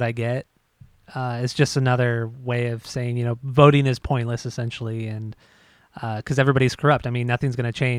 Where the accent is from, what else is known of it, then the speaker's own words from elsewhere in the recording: Southern California, United States; growing up in Southern California